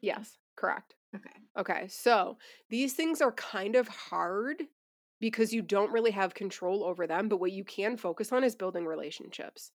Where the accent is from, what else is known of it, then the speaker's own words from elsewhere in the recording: Buffalo, New York, United States; now in Asheville, United States; We're originally from Buffalo